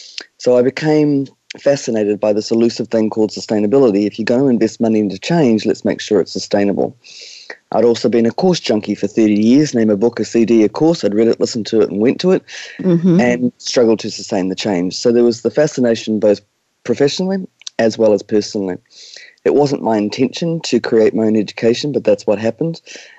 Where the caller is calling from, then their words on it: New Zealand; We are joining you from Aotearoa, New Zealand. Right on the other side of the world.